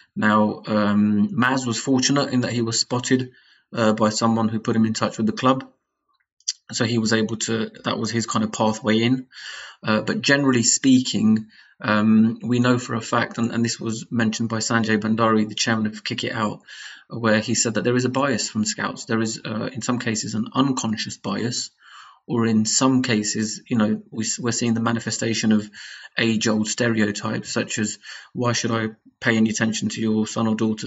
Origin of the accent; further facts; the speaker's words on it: United Kingdom; our own backgrounds as British Asians